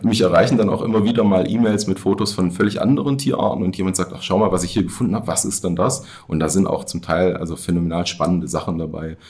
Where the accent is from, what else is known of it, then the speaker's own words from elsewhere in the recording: Baden-Württemberg, Germany; moved away as an adult; also born or lived in Tübingen; now in Rhön, Germany; ich bin in Baden-Württemberg aufgewachsen, groß geworden